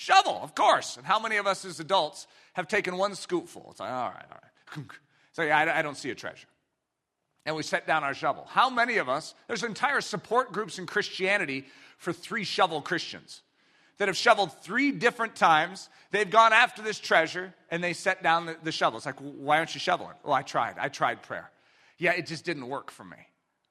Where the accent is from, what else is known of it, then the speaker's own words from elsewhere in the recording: United States; I'm an American. I grew up in this country